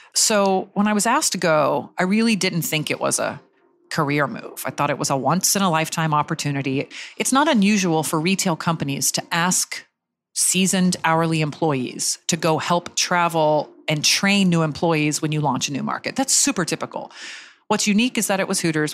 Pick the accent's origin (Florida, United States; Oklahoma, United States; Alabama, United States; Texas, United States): Florida, United States; Jacksonville; I grew up in Jacksonville, Florida